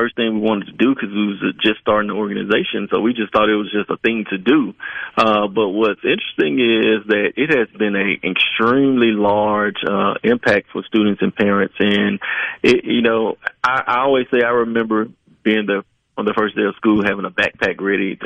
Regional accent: Glen Allan, Mississippi, United States; about 10 miles from my hometown of Glenallen

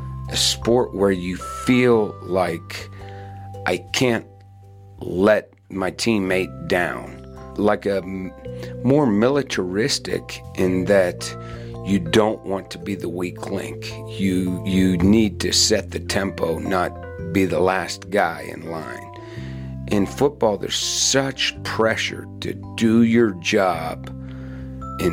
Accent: Western Pennsylvania, United States; I grew up in Western Pennsylvania in the 70s, and football was everything there

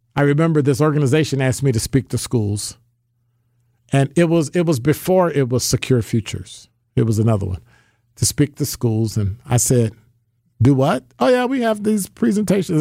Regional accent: Chicago, Illinois, United States; I grew up in Chicago, born and raised, Bears fan, diehard

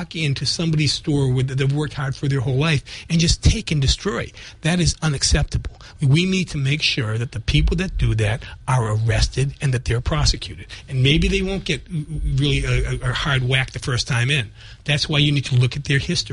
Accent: Brockton, Massachusetts, United States; I am a lawyer from Brockton

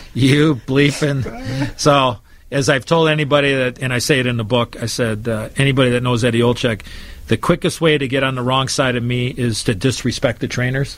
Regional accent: Chicago, Illinois, United States; my hometown

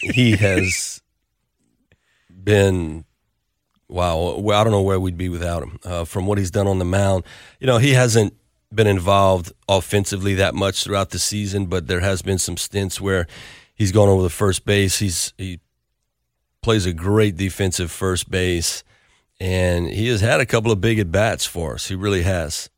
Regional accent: Lafayette, Louisiana, United States; my hometown where I played

